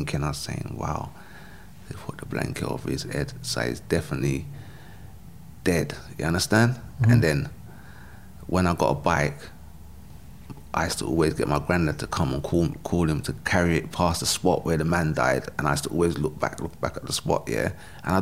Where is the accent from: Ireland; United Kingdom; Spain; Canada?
United Kingdom; London; I grew up in South London